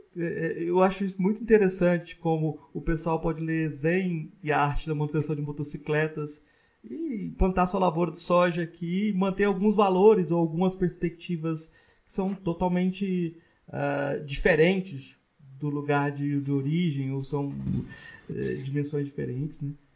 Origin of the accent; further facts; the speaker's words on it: Jataí, Goiás, Brazil; eu cresci, é, aqui em, em Jataí, Goiás